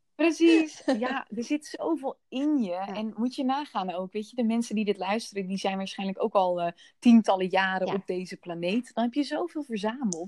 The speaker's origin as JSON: {"language": "Dutch", "country": "Netherlands", "said": "merkte ik dat ik nog heel Nederlands daarin was"}